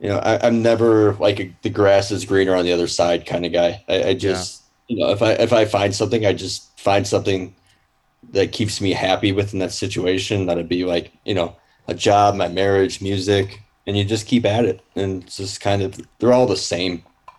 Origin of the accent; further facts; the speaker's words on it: Detroit, Michigan, United States; I say as a musician, I'm from Detroit just because it's easier. I mean, I'm right on the border of Detroit.